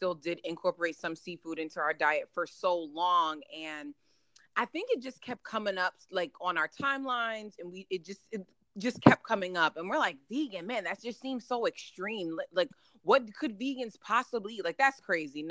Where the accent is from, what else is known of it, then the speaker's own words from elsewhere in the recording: New Jersey, United States; also born or lived in Germany; Pretty much born and raised in New Jersey. I was actually born in Germany. That's a fun fact. But, you know, raised in New Jersey.